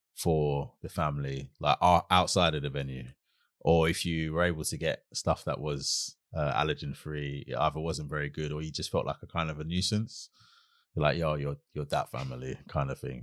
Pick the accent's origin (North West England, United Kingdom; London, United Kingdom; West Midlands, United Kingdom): London, United Kingdom; also born or lived in Brockley / Catford; when I started secondary school, that's when we moved from Brockley to Catford